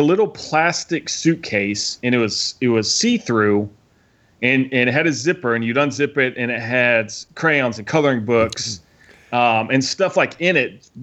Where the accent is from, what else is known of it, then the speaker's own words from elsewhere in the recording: Indiana, United States; I grew up in Indiana, but all my family lived in Texas